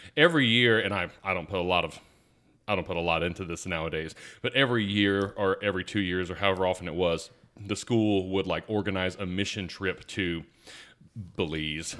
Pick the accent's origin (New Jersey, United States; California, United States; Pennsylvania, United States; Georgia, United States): Georgia, United States; Atlanta; I grew up in South Atlanta